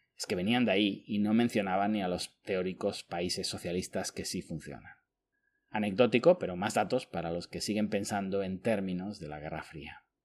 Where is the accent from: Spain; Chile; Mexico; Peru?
Spain; born or raised there